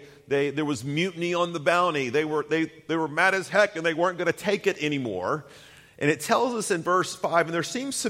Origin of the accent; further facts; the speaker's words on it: Chattanooga, Tennessee, United States; moved away; growing up in Chattanooga, I'm back there for a second, we do have the occasional snow, or did